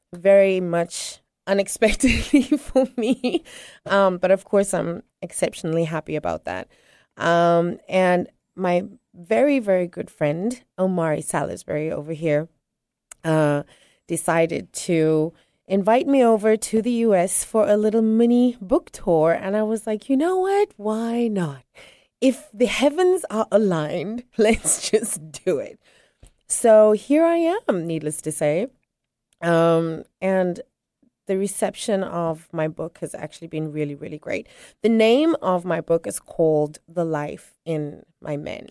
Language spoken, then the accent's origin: English; South Africa; now in Tanzania; I am originally South African, but I reside on the, in the beautiful country of Tanzania